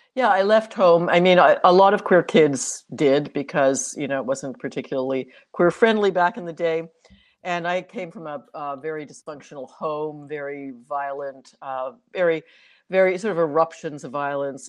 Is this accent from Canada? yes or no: yes; Toronto, Ontario, Canada; also born or lived in New York; i'm one of the few born and bred torontonians